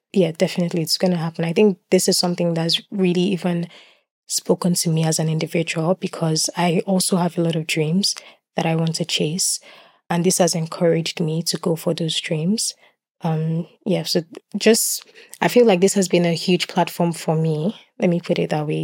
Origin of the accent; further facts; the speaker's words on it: Lagos, Nigeria; moved away as an adult; now in Swansea, United Kingdom; I was born in Lagos. I was brought up in Lagos